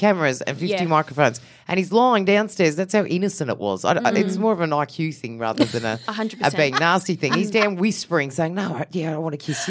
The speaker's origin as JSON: {"language": "English", "country": "Australia", "also_born_or_lived": "United States", "said": "I'm very Aussie."}